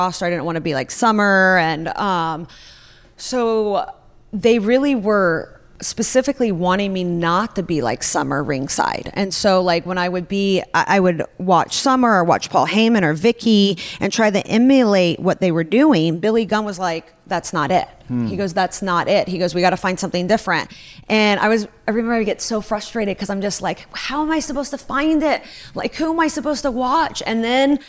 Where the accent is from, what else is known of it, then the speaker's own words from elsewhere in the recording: Russia; moved away; I grew up in Russia.